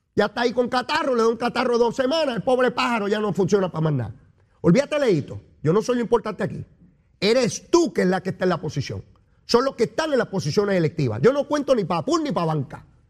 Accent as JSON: {"language": "Spanish", "country": "Puerto Rico", "said": "Nosotros somos bravos, somos boricuas."}